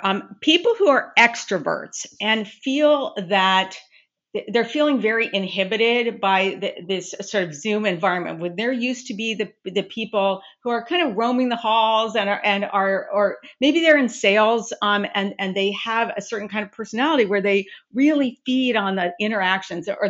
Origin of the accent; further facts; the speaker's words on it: Long Beach, California, United States; now in East Coast, United States; I'm from Southern California, originally born and raised in Long Beach, California. And now I'm on the East Coast for years.